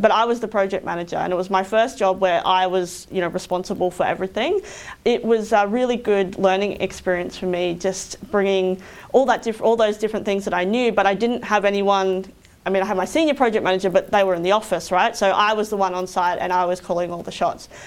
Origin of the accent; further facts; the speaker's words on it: Roma, Queensland, Australia; I grew up in Roma, which is about six hours west of here.